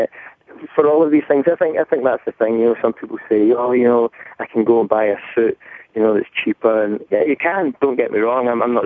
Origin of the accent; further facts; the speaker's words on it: Scotland, United Kingdom; accent: thick Scottish; my thick Scottish accent